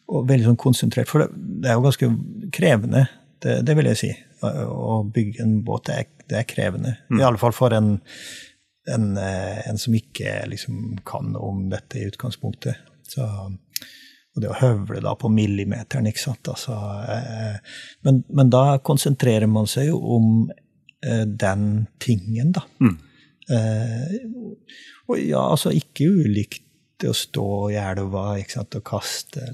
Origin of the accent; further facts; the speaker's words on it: Trøndelag, Norway; now in Sørlandet, Norway; som trønder, eh, eksiltrønder, da, siden jeg bor på Sørlandet